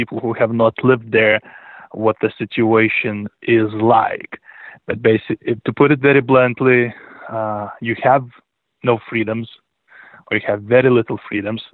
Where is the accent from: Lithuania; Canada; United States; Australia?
Lithuania; moved away; I was born in 1981 in Lithuania, which was then part of the Soviet